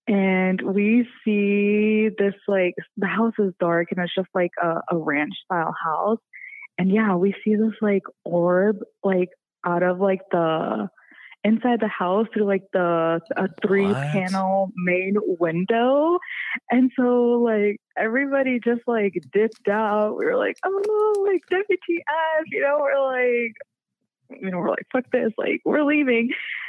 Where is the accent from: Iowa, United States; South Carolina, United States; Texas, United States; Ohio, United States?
Iowa, United States; Des Moines; And we grew up in Des Moines, so we're like, oh, in Genola, like, yeah, like, let's go, like, no adults, like, let's party, right?